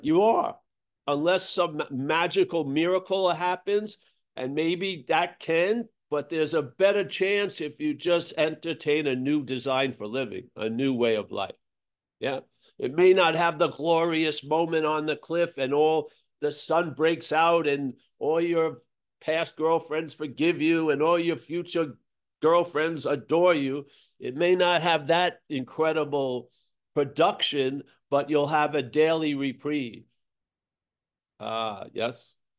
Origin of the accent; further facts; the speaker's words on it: United States; moved away as an adult; also born or lived in Australia; I grew up in America